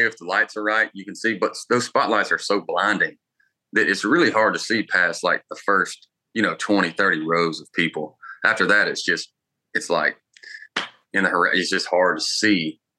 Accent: Harlem, Georgia, United States; Yeah, little one red light town outside of Augusta.

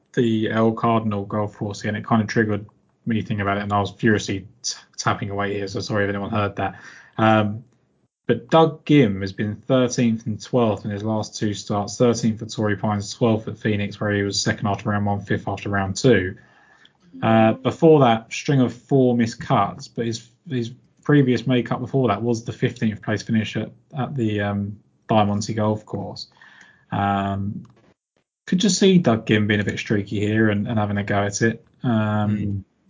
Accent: England, United Kingdom; as a English person

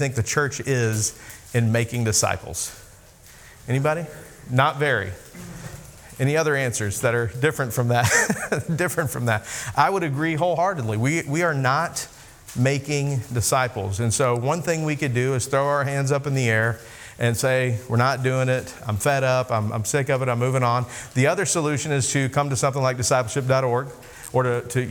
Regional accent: Arkansas, United States; also born or lived in Japan; I am from Arkansas

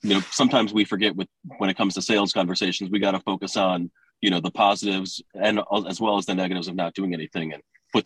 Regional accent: Detroit, Michigan, United States; also born or lived in California; I'm from Detroit, and every time I leave, it's like I've always come back

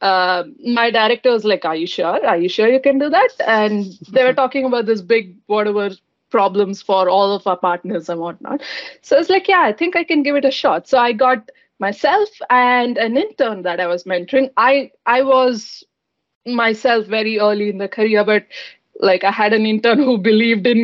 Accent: Bangalore, Karnataka, India; moved away as an adult; now in Redmond, United States; I'm from Bangalore in India

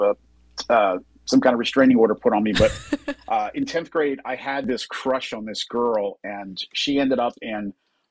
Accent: New Jersey, United States; I grew up in New Jersey, just across from Philadelphia

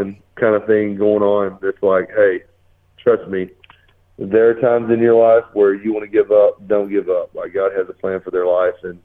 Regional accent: the South, United States; I grew up in the South

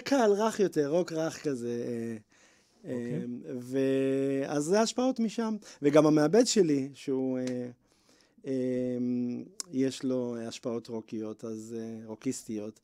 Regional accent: Bnei Brak, Tel Aviv District, Israel; גדלתי בבית חרדי בבני ברק

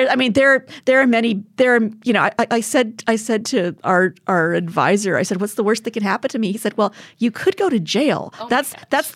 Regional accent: Edmonton, Alberta, Canada; I'm from Edmonton.

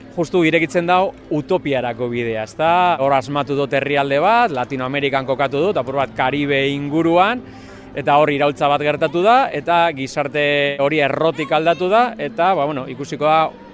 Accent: Mundaka, Basque Country, Spain; also born or lived in Bilbao; mundakarra nahi. Historia luzia da, nungo nese eh, Bilbon jaioa, baina bueno, ni mundakartzateko te neure burue

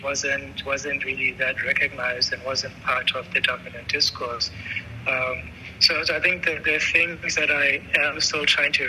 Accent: Francistown, North-East District, Botswana; moved away; also born or lived in Maun, Botswana / Gaborone, Botswana; I grew up in Francistown in Maun, and Francistown, as many people know, is close to the Zimbabwe border

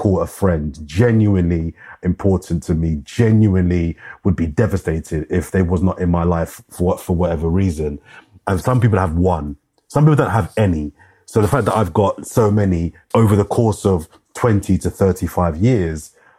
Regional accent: London, United Kingdom; also born or lived in Brockley / West Dulwich; Born and raised in Brixton, for those that know South London. Born in Brixton. I grew up in South London. So I lived in Brixton for a couple of years after I was born.

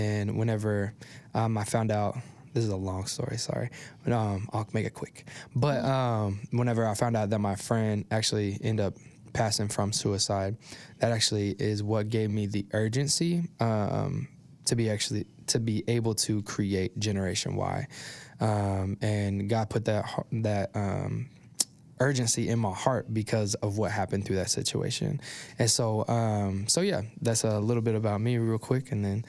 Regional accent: Oklahoma City, Oklahoma, United States; I grew up here in Oklahoma City. Graduated from Mustang.

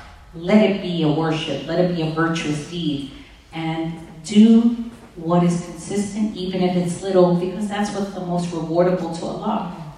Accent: East Coast, United States; I mean, I'm from the East Coast.

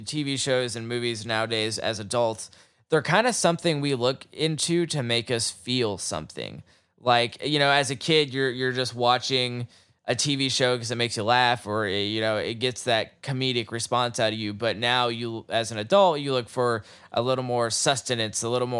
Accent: Oklahoma, United States; Like, I grew up in Oklahoma, and the first episode of Watchmen reenacts the Tulsa race riots.

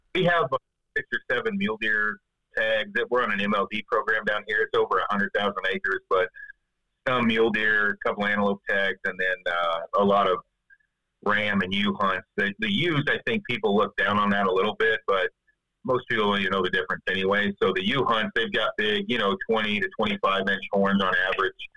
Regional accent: Chattanooga, Tennessee, United States; Chattanooga, Tennessee

